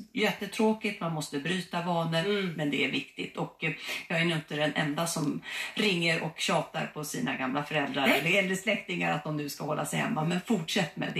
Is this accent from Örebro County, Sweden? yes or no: no; Uppsala, Uppsala County, Sweden; jag kommer från Uppsala